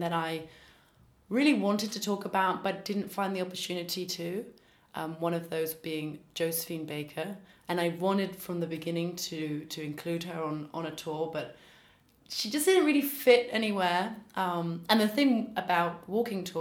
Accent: London, United Kingdom; moved away as an adult; now in Paris, France; I'm originally from London

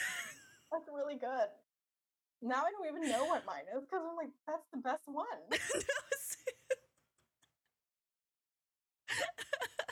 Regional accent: Canada; born or raised there

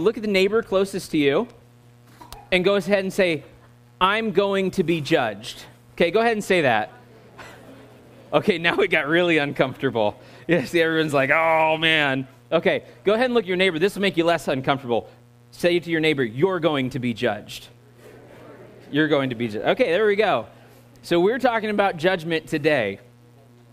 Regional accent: United States; accent: American; my American accent

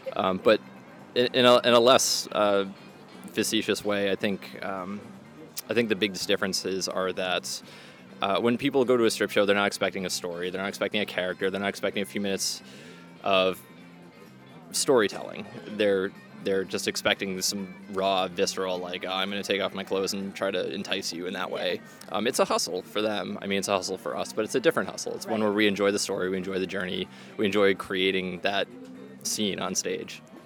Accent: Worcester, Massachusetts, United States; now in Boston, United States; my hometown

